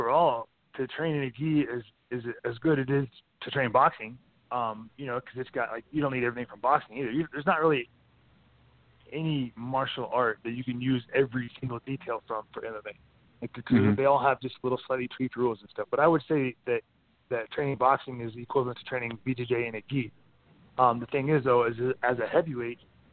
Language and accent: English; Kansas, United States; moved away as an adult; now in Colorado, United States; I'm from Kansas